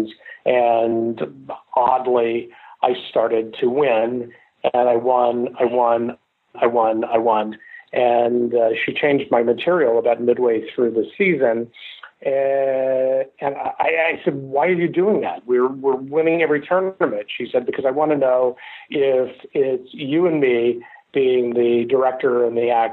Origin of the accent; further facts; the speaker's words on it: Memphis, Tennessee, United States; I grew up in Memphis, Tennessee, and my mother lived in California. I lived in Memphis for the majority of my childhood with my grandparents, and I graduated from high school in Memphis